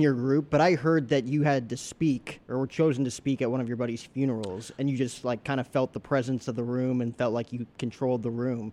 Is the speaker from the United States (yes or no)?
yes; New Jersey, United States; now in Arizona, United States; I grew up in New Jersey